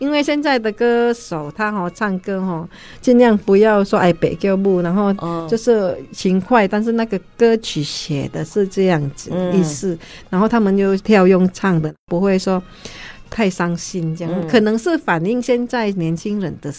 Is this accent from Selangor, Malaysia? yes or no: no; Sarawak, Malaysia; 真的，我基本上我如果我们哈，像我如果去边界啊，就是我们马来西亚那边就是古迹啊。